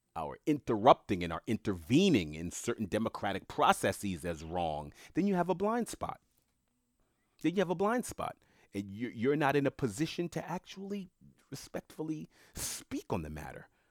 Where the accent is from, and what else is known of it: United States; born or raised there